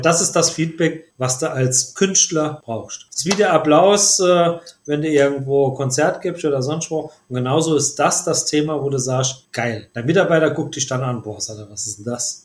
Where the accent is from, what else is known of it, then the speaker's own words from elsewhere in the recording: Saarland, Germany; bei uns im Saarland